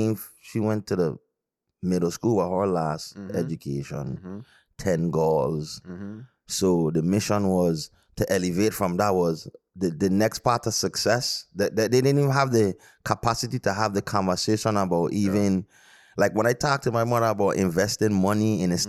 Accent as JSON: {"language": "English", "country": "U.S. Virgin Islands", "also_born_or_lived": "British Virgin Islands", "said": "U.S. Virgin Islands to be exact."}